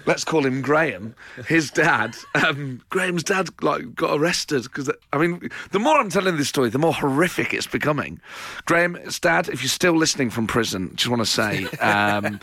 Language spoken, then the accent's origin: English; England, United Kingdom; I'm a proud Englishman